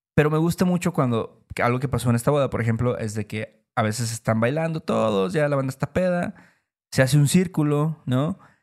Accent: Veracruz, Mexico; somos de Veracruz

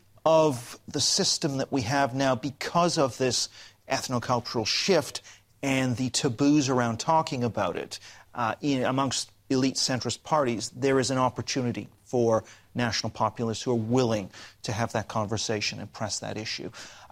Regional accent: Canada; I'm actually Canadian, but yeah, it's all right.

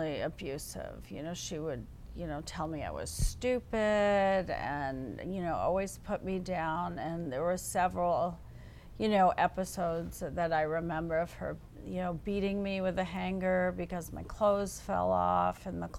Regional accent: Long Island, New York, United States; I was raised on Long Island by my foster parents

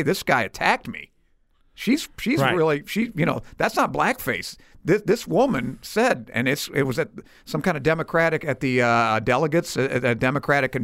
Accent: Granite City, Illinois, United States; We're all from Granite City

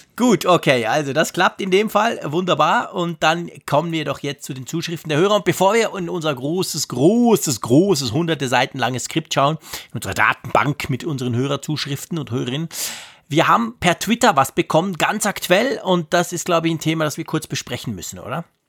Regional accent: Switzerland; ich als Schweizer

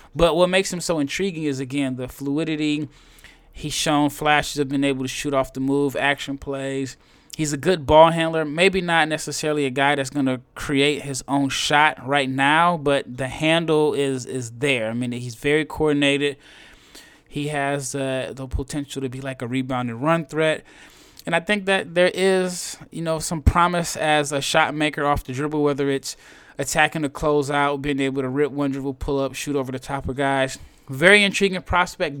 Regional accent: Omaha, Nebraska, United States; I am from Omaha, Nebraska

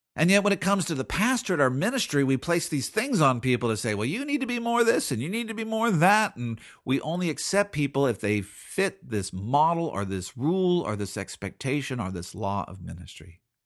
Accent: Seattle, Washington, United States; I'm from Seattle.

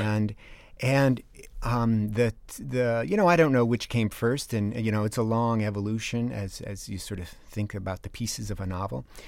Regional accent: East Granby, Connecticut, United States; now in Oregon, United States; I live in Oregon now and teach at Oregon State University, I grew up in East Granby, Connecticut

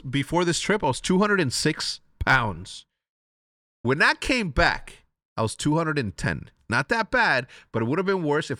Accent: Wheeling, Illinois, United States; Like I said, I'm from Wheeling, Illinois, 60090.

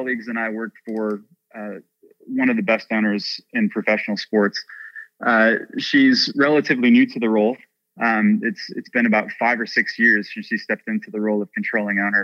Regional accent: Chicago, Illinois, United States; moved away as an adult; now in Nashville, United States; growing up in Chicago

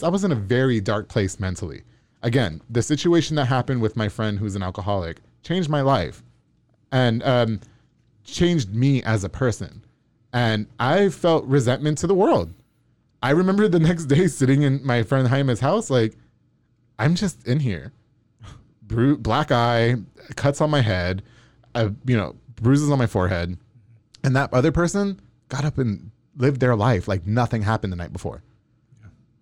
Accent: Long Island, New York, United States; moved away; I'm from New York

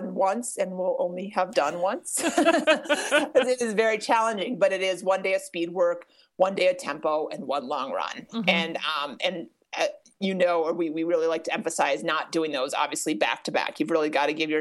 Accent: Minnesota, United States; now in Colorado, United States; it was more convenient for me to learn to ski in Minnesota

